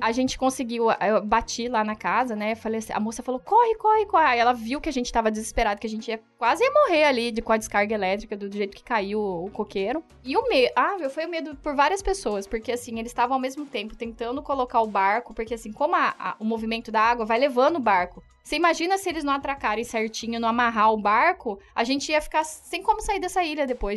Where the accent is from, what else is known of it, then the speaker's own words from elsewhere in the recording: Brazil; eu sou brasileira